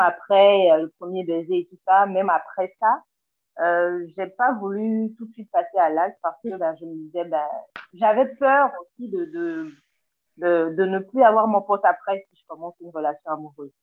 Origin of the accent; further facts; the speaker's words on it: Togo; je suis togolaise, vivant au Togo